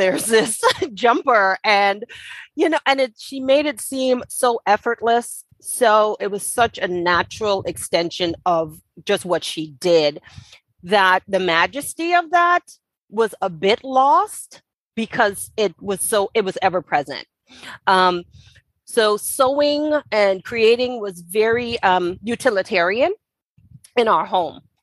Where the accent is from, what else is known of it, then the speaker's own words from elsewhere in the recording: Nassau, New Providence, Bahamas; I was born and raised in Nassau, Bahamas